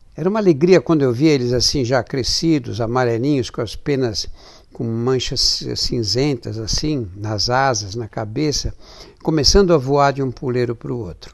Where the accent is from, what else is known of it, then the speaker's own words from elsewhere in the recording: São Paulo, Brazil; Eu nasci e sempre vivi em São Paulo